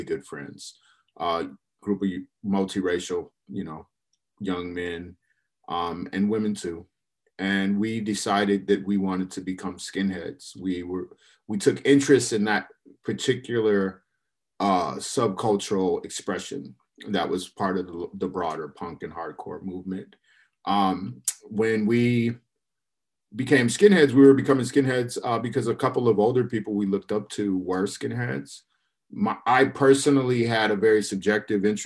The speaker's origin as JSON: {"language": "English", "town": "Minneapolis", "region": "Minnesota", "country": "United States", "tie": "born or raised there", "also_born_or_lived": "Chicago, Illinois / St. Paul, Minnesota", "moved": "as an adult", "lives_now": "Portland, United States", "said": "I grew up in the Midwest. So I was born in Chicago, lived there for the early part of my childhood, and wound up moving to Minneapolis and St. Paul"}